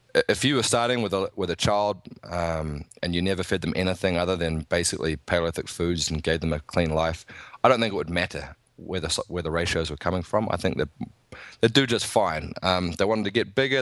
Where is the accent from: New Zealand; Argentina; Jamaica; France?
New Zealand; I'm from New Zealand